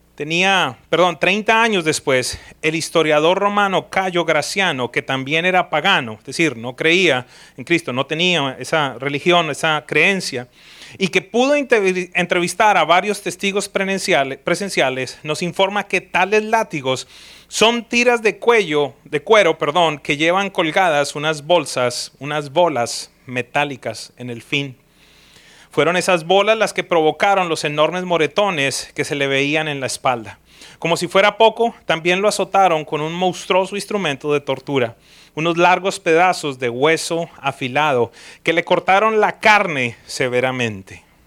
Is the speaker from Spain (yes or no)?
no; Colombia; now in United States; yo soy de origen colombiano, soy ciudadano de los Estados Unidos, pero mi origen es colombiano